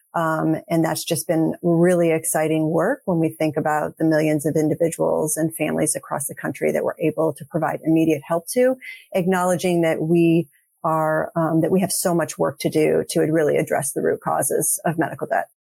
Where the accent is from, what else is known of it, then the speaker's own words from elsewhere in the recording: St. Louis, Missouri, United States; moved away as an adult; also born or lived in Texas; now in Boston, United States; I actually grew up in St. Louis. So we're actually both from the Midwest, but I'm now actually based in Boston, Massachusetts.